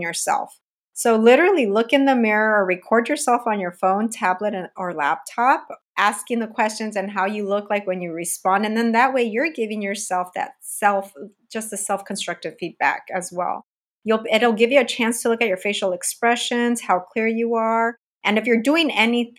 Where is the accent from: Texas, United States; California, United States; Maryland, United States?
California, United States; I'm from California and raised in sunny California.